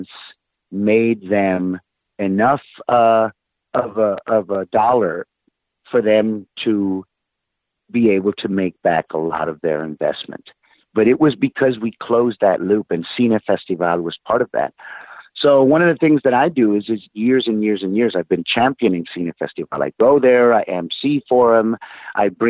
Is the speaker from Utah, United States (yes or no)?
no; San Antonio, Texas, United States; San Antonio, my hometown